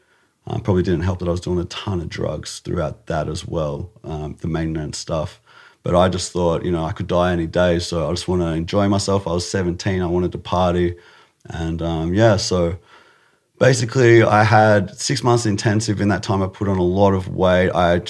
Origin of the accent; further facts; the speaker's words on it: Australia; It was cool. Yeah, it was good. I did a lot of skateboarding, and I did a lot of karate.